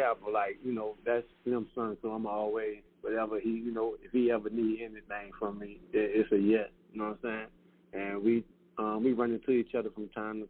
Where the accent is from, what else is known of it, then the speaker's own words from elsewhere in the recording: New Orleans, Louisiana, United States; Magnolia Project, man, is like, we like to say it's Magnolia, Louisiana. It's like a city within a city.